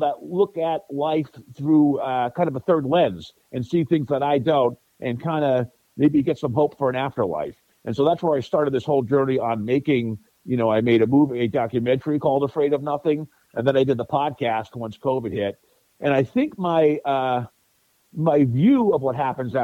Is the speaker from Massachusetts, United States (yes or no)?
yes; Sturbridge, Massachusetts, United States; also born or lived in Westminster, Massachusetts / Indiana; I grew up in Sturbridge, Massachusetts.